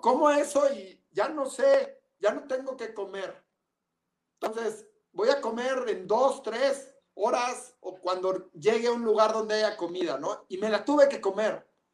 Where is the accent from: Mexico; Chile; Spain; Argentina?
Mexico; Por México, en mi país